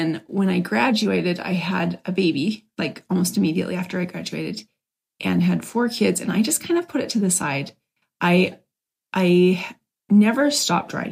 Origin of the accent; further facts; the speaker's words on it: Provo, Utah, United States; as a kid, I grew up in Provo, Utah